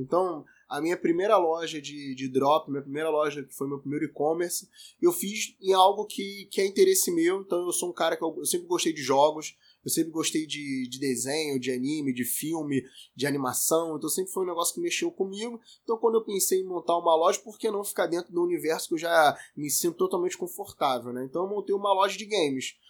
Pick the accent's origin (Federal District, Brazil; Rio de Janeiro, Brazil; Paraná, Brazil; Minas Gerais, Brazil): Rio de Janeiro, Brazil; eu tenho 30 anos, sou carioca